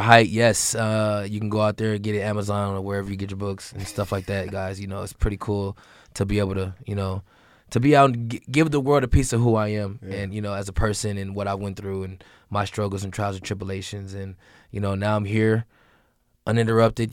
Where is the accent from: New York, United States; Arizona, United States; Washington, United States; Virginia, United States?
Washington, United States; Seattle; I'm a kid from Seattle, Washington